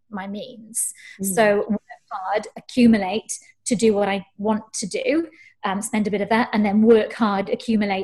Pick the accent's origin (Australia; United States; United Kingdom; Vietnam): United Kingdom; Wales; also born or lived in Canada; I was born in Canada, but I grew up in Wales. So I think I'm Welsh